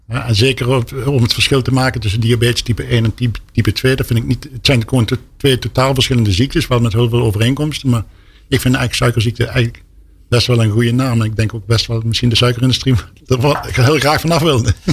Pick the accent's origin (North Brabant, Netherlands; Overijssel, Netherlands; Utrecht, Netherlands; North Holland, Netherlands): North Brabant, Netherlands; Helmond; ik kom zelf uit Helmond